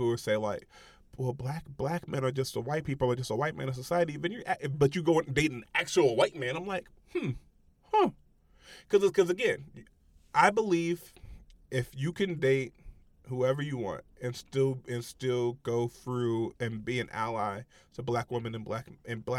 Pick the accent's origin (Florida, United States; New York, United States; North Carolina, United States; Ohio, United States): Ohio, United States; Middletown; I grew up in Middletown, Ohio.